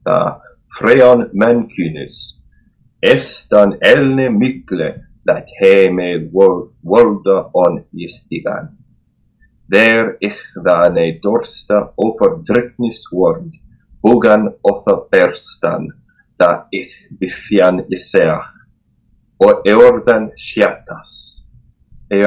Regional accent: United States; accent: American; my American accent

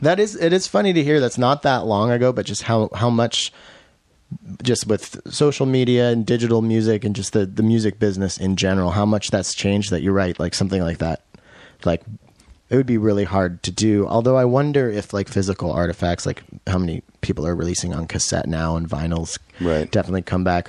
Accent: Washington, United States; also born or lived in Roslyn, Washington; I'm from Washington. I grew up here

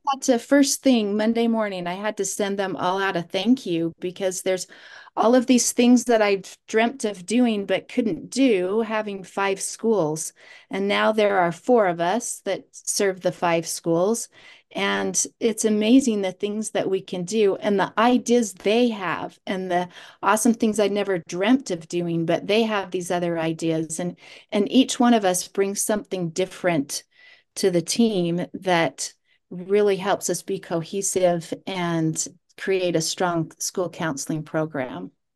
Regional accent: South Jordan, Utah, United States; also born or lived in Sanpete County, Utah; I grew up in South Jordan and went to Bingham High School

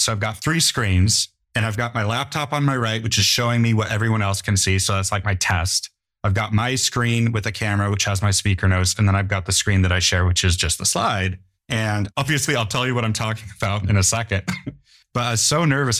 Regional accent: United States; I'm an American, but I'm a German ethnic background.

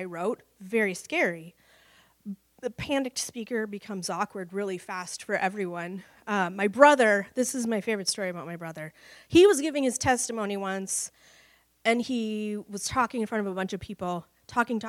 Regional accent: Cedar Rapids, Iowa, United States; moved away; also born or lived in Dallas; I grew up in Cedar Rapids, Iowa

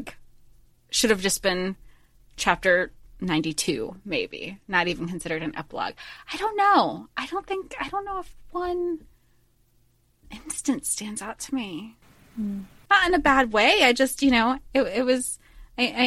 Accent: Florida, United States; We grew up in Florida

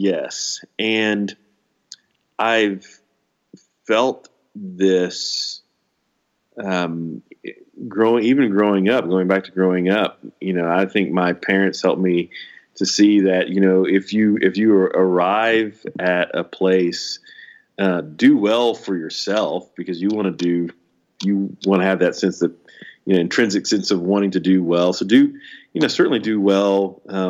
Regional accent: Houston, Texas, United States; when I was a baby, my parents moved us from inner city Houston to the suburbs of North Houston

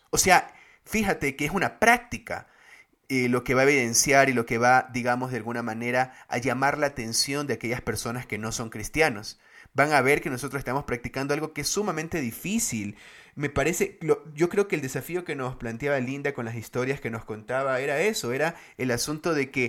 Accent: Guayaquil, Guayas, Ecuador; now in Quito, Ecuador; Paradójicamente eso es chistoso porque yo soy de Guayaquil, pero conocí a los menonitas acá en Quito.

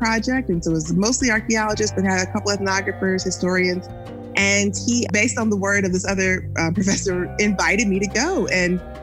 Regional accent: Jackson, Mississippi, United States; now in Austin, United States; growing up in Jackson, Mississippi, and my family is originally from Natchez, Mississippi.

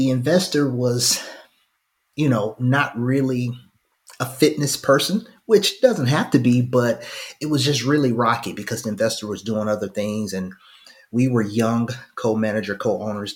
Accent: Phenix City, Alabama, United States; also born or lived in Fort Mitchell, Alabama; now in Birmingham, United States; I'm originally from Phoenix City, Alabama, by way of Fort Mitchell

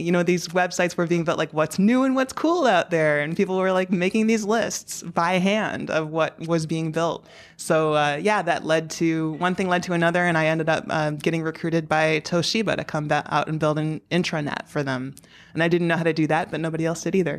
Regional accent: Chicago South suburbs, Illinois, United States; moved away as an adult; also born or lived in San Jose / Dusseldorf / Portland / Nashville; now in New York City, United States; the Chicago South suburbs

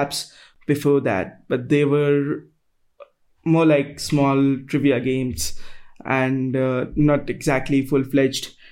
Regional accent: New Delhi, Delhi, India; So I'm from New Delhi, that's in India

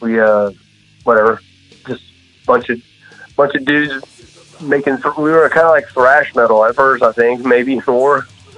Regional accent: Jacksonville, Florida, United States; also born or lived in Brandon, Florida; I was born in Jacksonville, Florida. Yeah, Jacksonville. And when I was like 10, we moved down to Tampa area

